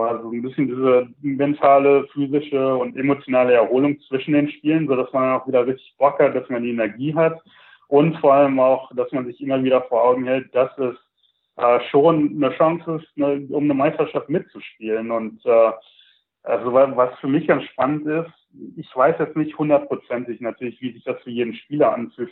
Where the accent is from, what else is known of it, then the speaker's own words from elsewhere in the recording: Sauerland, North Rhine-Westphalia, Germany; moved away as an adult; also born or lived in Milwaukee, United States; now in Charlotte, United States; ich bin halt im Sauerland aufgewachsen, ähm, bin 2000 circa in die USA rübergezogen